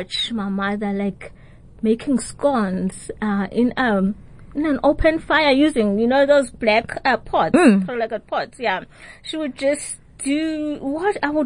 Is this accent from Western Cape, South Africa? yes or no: no; Tsolo, Eastern Cape, South Africa; I grew up in the Eastern Cape in the rural areas in Tsolo